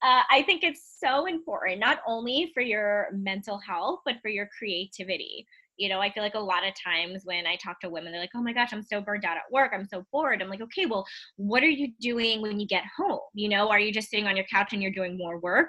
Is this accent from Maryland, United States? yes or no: no; New York City, New York, United States; moved away; I'm from Queens